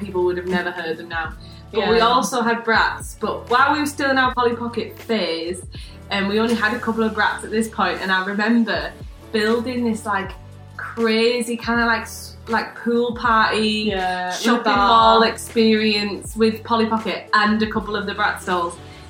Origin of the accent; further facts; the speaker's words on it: the Northeast, North East England, United Kingdom; growing up in the Northeast